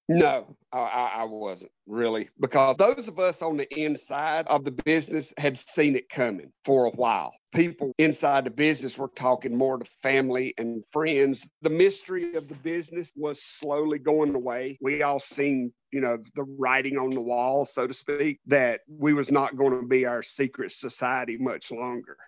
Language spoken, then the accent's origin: English; United States; also born or lived in North Carolina; I am an American professional wrestling performer slash promoter